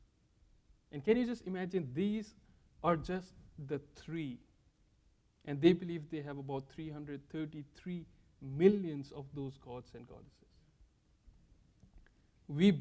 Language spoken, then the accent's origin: English; India; moved away as an adult; now in Lynchburg, United States; I'm from India